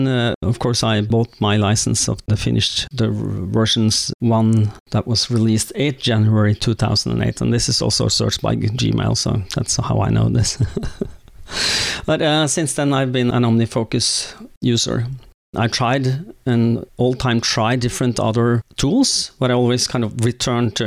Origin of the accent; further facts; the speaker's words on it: Oslo, Norway; also born or lived in Jessheim; I was born and raised in Oslo